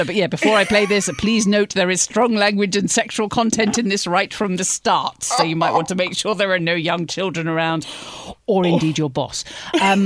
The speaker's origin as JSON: {"language": "English", "region": "London", "country": "United Kingdom", "tie": "born or raised there", "moved": "yes", "said": "I grew up near East Finchley"}